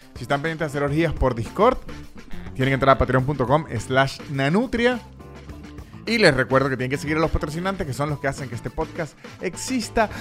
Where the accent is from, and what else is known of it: Venezuela